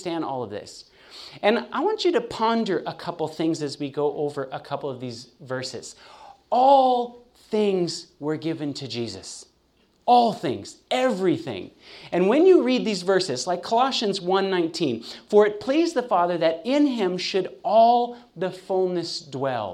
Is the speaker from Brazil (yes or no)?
no; California, United States; now in Chattanooga, United States; I'm born and raised in California